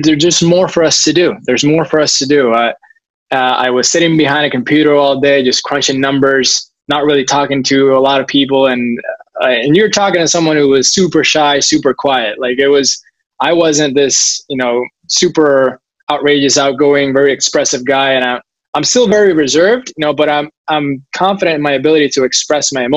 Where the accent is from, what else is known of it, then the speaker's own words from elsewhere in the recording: Puerto Rico; moved away; I moved back home to Puerto Rico, which I absolutely love.